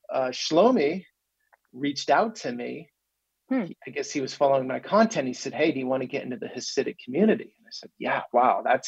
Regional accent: Vermont, United States; moved away as an adult; also born or lived in Ukraine; I grew up in Vermont, and, you know, there's not much exposure to anything in Vermont, sort of a bubble

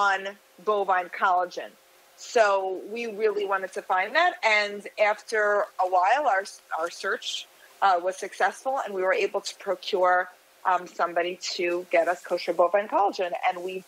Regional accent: United States; moved away as an adult; now in Miami Beach, United States; I'm from the New York, New Jersey area originally, but I moved here about 25 years ago.

